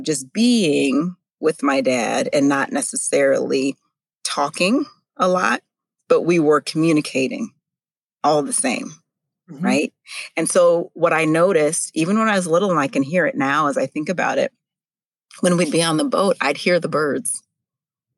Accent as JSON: {"language": "English", "region": "North Dakota", "country": "United States", "tie": "born or raised there", "said": "I grew up actually in North Dakota"}